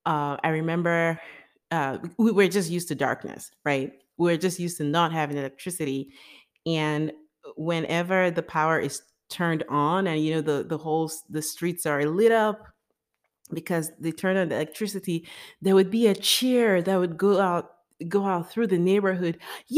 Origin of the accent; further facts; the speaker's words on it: Nigeria; born there; So I was born in Nigeria sometime in 1985. And I was born into a middle-class family.